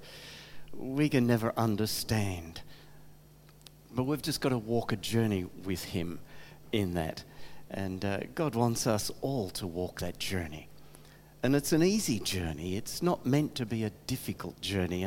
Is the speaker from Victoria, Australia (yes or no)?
yes; Geelong, Victoria, Australia; also born or lived in Adelaide, Australia / Crystal Brook, Australia; now in Colac, Australia; We grew up around Geelong and got married in Geelong